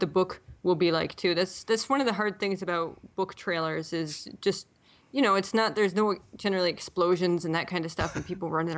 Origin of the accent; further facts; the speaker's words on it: Buffalo, New York, United States; moved away as an adult; also born or lived in Toronto, Canada; now in Halifax, Canada; I'm actually from the Buffalo area in New York State. But I married a Canadian. I moved up to Toronto. And then now I live in Halifax